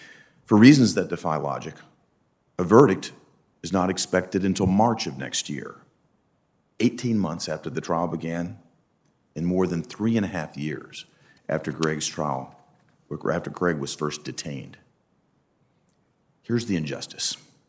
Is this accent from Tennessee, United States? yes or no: yes; Tennessee, United States; In fact, Japan is the number one investor in my home state of Tennessee, more than all the other nations combined, in fact.